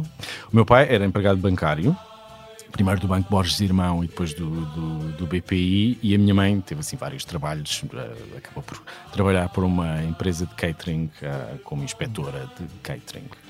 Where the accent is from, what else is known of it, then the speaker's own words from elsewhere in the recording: Sesimbra, Setúbal, Portugal; Sesimbra, onde eu cresci. Toda a minha família é desta, desta maravilhosa vila ao sul de Lisboa